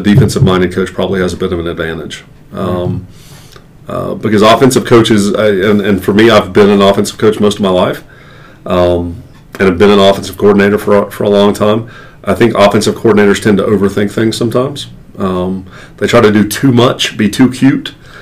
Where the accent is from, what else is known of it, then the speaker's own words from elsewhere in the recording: the South, United States; I grew up in the South